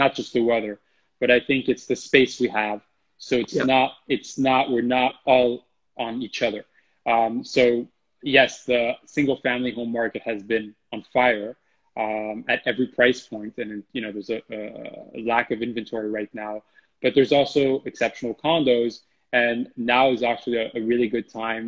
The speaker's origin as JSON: {"language": "English", "country": "France", "moved": "yes", "said": "France, my home country"}